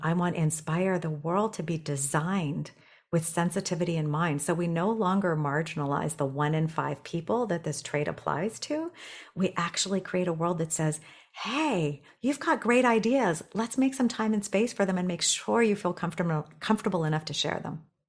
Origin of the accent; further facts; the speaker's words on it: Toronto, Ontario, Canada; moved away as an adult; also born or lived in Tokyo, Japan; I'm from Toronto now